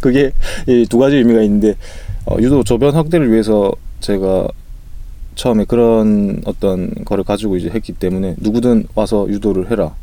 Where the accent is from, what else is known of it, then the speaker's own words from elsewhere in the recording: Busan, South Korea; 부산 출신이어가지고